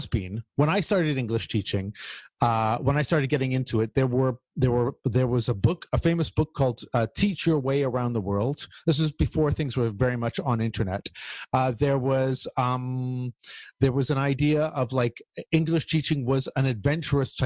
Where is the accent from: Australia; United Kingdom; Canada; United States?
Canada; as a Canadian